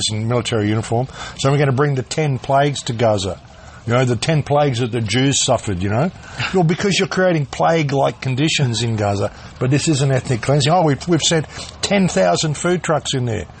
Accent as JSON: {"language": "English", "town": "Adelaide", "region": "South Australia", "country": "Australia", "tie": "born or raised there", "said": "Where I grew up in Adelaide"}